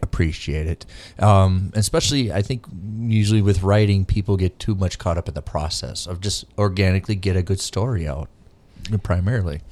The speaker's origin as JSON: {"language": "English", "region": "Minnesota", "country": "United States", "said": "me being Minnesotan"}